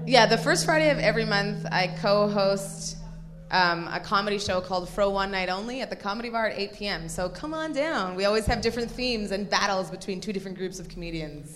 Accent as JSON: {"language": "English", "country": "Nigeria", "tie": "born or raised there", "moved": "yes", "lives_now": "Toronto, Canada", "said": "I was born in Nigeria"}